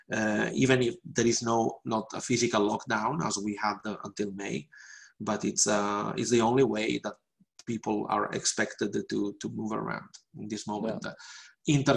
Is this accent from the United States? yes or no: no; Venice, Veneto, Italy; I can tell you this summer I went to my hometown uh, to Venice because that mm-hmm. is the only place where I could have gone for holidays.